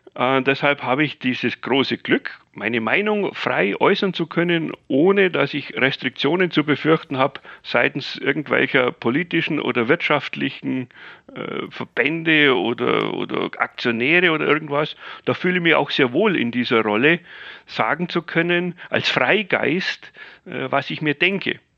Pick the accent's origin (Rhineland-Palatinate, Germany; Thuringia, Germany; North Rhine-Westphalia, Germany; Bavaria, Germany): Bavaria, Germany; ich bin ja Bayer